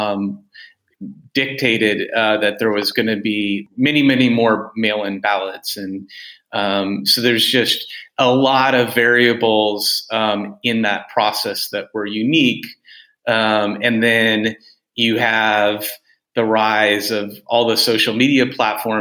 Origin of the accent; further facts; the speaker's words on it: United States; as an American